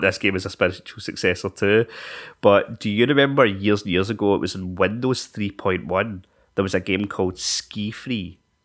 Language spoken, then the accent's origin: English; Scotland, United Kingdom; we're Scottish